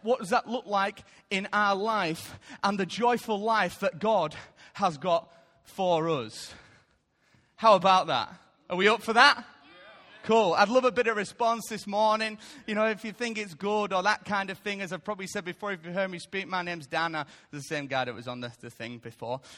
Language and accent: English; United Kingdom; I love being British